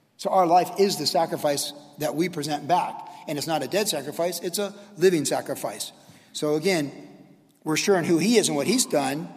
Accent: United States; also born or lived in Costa Mesa, California; as an American citizen

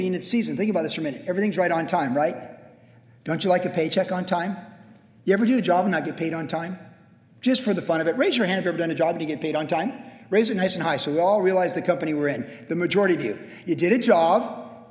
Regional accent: Vista, California, United States; I talked about growing up in Vista. Vista is a great place to grow fruit.

